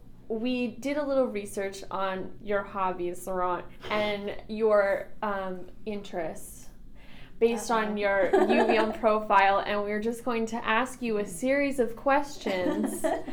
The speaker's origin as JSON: {"language": "English", "region": "Southern California", "country": "United States", "tie": "born or raised there", "moved": "yes", "lives_now": "Vermont, United States", "said": "I grew up in Southern California"}